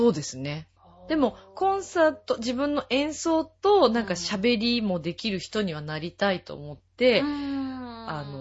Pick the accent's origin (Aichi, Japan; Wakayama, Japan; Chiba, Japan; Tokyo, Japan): Chiba, Japan; Sakura; also born or lived in Mishima, Shizuoka; でも、育ったのはもう千葉ですね。